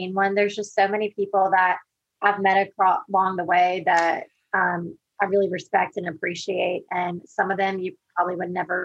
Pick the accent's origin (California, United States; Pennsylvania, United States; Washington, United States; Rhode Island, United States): Pennsylvania, United States; the Poconos; also born or lived in Far Rockaway, Queens, New York; I was born in Far Rockaway Beach, New York. It's actually in Queens, which if you hear me talk now, you would never guess that. And I was raised there until I was about 6 or 7 years old. And then we moved to the Poconos